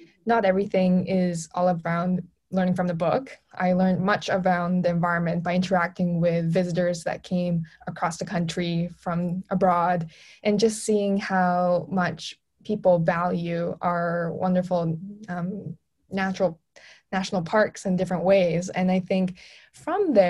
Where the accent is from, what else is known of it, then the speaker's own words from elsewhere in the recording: Canmore, Alberta, Canada; moved away as an adult; also born or lived in Kingston, Ontario; now in United Kingdom; I grew up in Canmore, Alberta